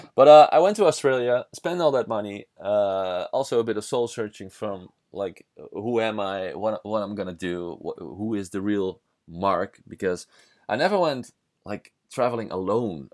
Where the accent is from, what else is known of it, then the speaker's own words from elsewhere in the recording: Netherlands; English is a second language; I'm from the Netherlands. I'm a Dutch guy